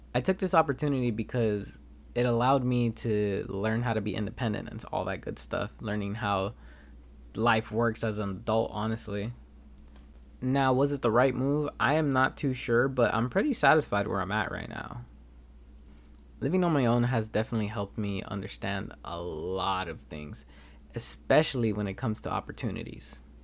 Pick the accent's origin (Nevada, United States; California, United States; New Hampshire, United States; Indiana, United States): California, United States; Los Angeles; moved away as an adult; now in Turlock, United States; I am actually from Los Angeles instead of, uh, Turlock, California, where I come to school